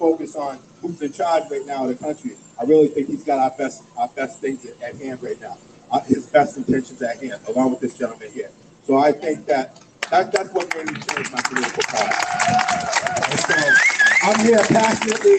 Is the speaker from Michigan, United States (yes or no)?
no; Boston, Massachusetts, United States; I grew up in Boston.